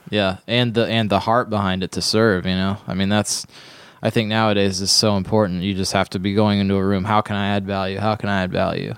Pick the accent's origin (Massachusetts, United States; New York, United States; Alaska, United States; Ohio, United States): Ohio, United States; where I grew up in Ohio